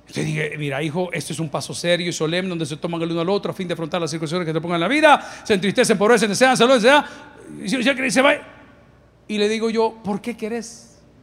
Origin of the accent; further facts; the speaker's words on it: El Salvador; aquellos que somos del Salvador